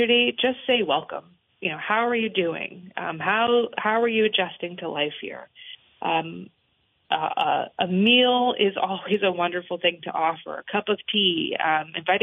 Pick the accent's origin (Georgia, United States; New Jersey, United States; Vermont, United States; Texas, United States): Vermont, United States; Newbury; also born or lived in Washington / Burlington, Vermont; I grew up in Orange County